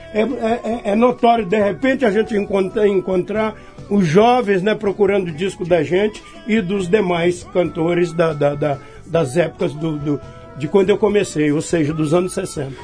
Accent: Nova Europa, São Paulo, Brazil; also born or lived in Igarapava / São Carlos; aos seis, sete anos de idade, eu me, me vi em Nova Europa, é, estado de São Paulo

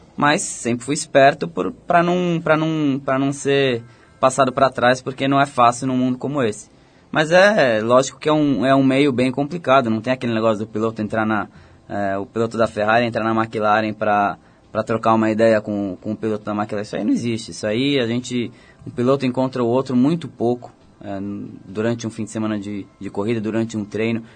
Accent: Botucatu, São Paulo, Brazil; eu fui pra, pra Botucatu, eu ah. tinha 5 anos de idade, eu nasci em São Paulo, mas fui pra lá, eu tinha 5 anos de idade e cresci lá.

